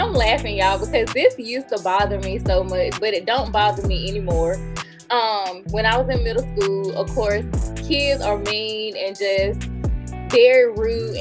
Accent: Greenville, North Carolina, United States; my hometown, they remember Throwback Greenville when Rainbow was in the Carolina East Mall.

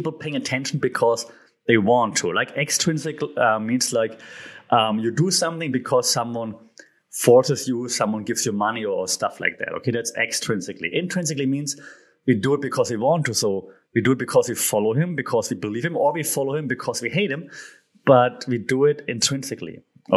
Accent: Germany; I'm from Germany

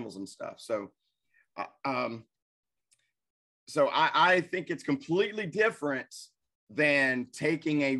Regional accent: Arkansas, United States; growing up in Arkansas, like, you know, we're right near the Mississippi Delta region

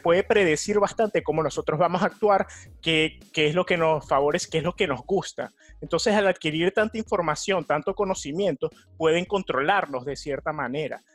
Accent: Venezuela; now in New York, United States; de Venezuela

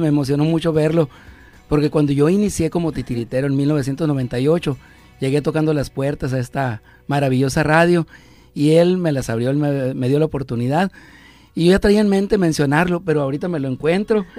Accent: El Encinal, Sonora, Mexico; allá en mi, en mi pueblo

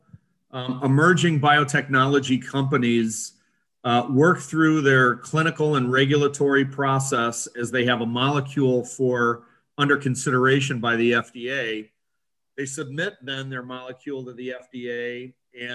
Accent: Lake Forest, Illinois, United States; also born or lived in Highland Park, Illinois; I originally was born in Highland Park Hospital, grew up in Lake Forest.

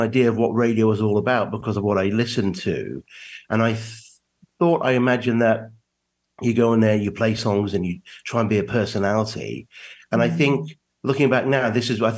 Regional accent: England, United Kingdom; moved away as an adult; also born or lived in New York, United States; now in West Virginia, United States; I was born in England and raised there.

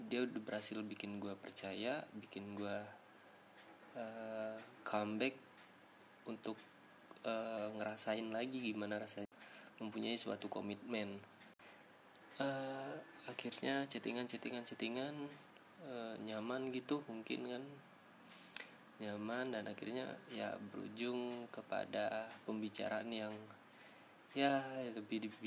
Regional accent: Sumatra, Indonesia; now in Bogor, Indonesia; Gue tinggal di daerah Kabupaten Bogor sekarang Gue merantau sih Asal gue Sumatera

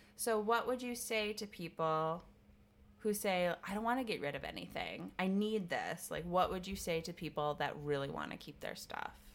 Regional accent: Wisconsin, United States; I'm from the Midwest. I'm from Wisconsin.

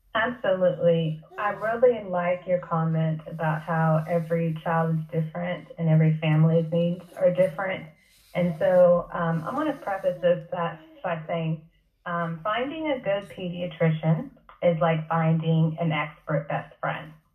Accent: College Station, Texas, United States; also born or lived in Haiti (parents); now in Spring, Texas, United States; I initially practiced in College Station, my hometown

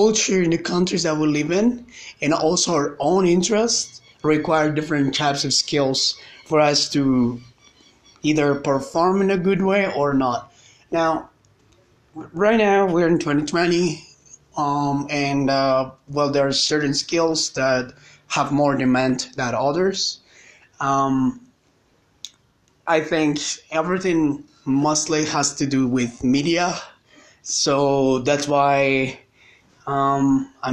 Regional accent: Colombia; English is a second language; I'm from Colombia, South America

